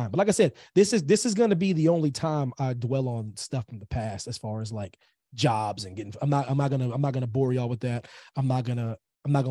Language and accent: English; Pennsylvania, United States; Pennsylvania is my home state, military kid and whatnot.